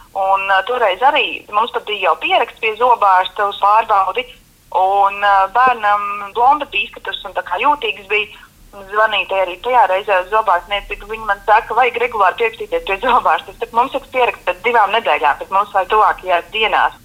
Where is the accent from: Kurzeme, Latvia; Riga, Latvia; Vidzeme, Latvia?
Vidzeme, Latvia; Valmiera; mēs esam no Valmieras